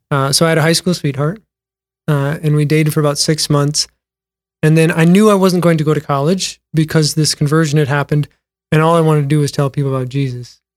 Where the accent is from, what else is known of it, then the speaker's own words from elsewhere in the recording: Mitchell, South Dakota, United States; Born and raised in Mitchell, South Dakota.